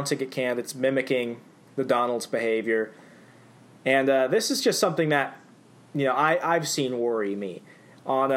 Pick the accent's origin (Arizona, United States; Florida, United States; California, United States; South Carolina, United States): Arizona, United States; moved away; I'm originally from Arizona